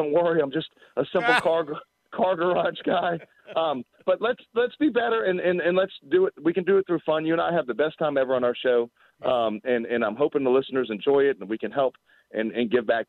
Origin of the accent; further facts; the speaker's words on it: Virginia, United States; also born or lived in Boston, Massachusetts; I grew up, I'm 46. I'm a Virginian. Like, that's what I am.